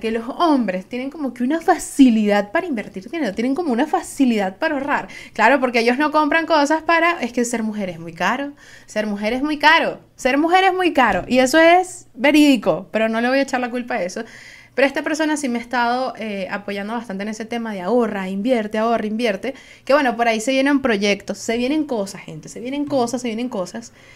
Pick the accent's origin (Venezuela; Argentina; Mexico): Venezuela; Soy una jeva de Venezuela